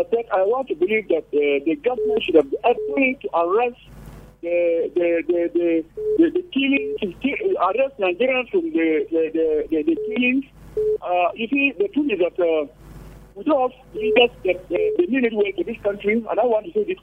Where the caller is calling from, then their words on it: Angola; I'm calling from Angola this evening.